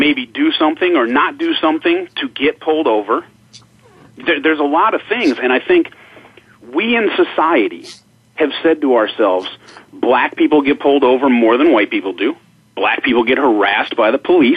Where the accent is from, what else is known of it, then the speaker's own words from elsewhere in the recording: United States; I wasn't born in Germany. I'm an American